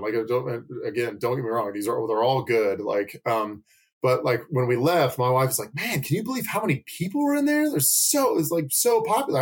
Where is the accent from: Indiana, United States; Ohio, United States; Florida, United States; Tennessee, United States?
Tennessee, United States; Nashville; now in Asheville, United States; growing up in Nashville, which is a significantly bigger city, we only had one consistent comic shop